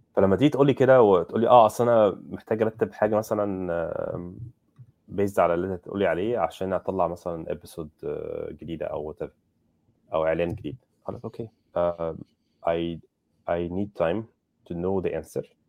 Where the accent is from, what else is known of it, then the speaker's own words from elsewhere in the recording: Egypt; انا مصري